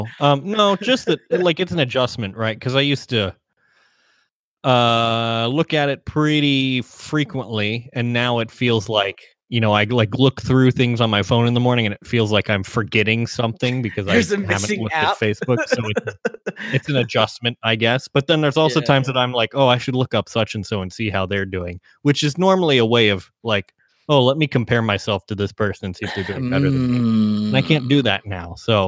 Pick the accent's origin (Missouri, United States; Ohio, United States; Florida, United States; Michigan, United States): Ohio, United States; I'm from Ohio. How am I to know?